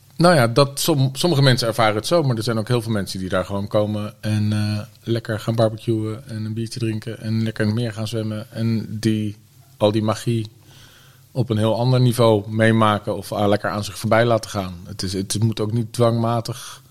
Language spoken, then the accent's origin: Dutch; The Hague, South Holland, Netherlands; moved away as an adult; also born or lived in Utrecht; Ik kom uit Den Haag